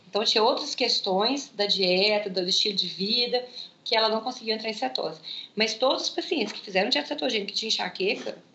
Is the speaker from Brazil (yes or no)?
no; Germany; claro que eu sinto, eu sou alemã